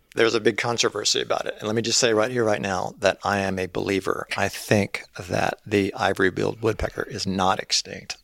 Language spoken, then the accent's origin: English; Cleveland, Mississippi, United States; moved away as an adult; also born or lived in Picayune, Mississippi / Leland, Mississippi; now in Sewanee, United States; I grew up in, in Cleveland and then Leland, graduated from Leland High School